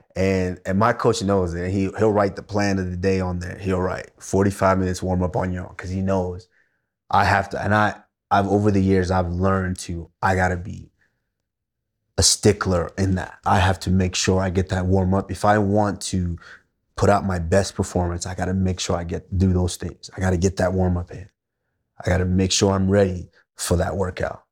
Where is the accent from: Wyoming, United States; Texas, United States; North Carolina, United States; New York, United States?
Texas, United States; also born or lived in Nigeria; I'm a little boy from Nigeria, and then growing up in Texas